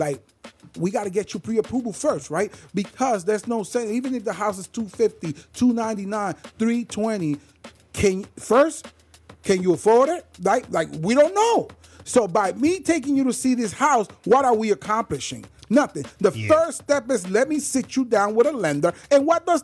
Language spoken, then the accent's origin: English; Puerto Rico; moved away; I grew up in Puerto Rico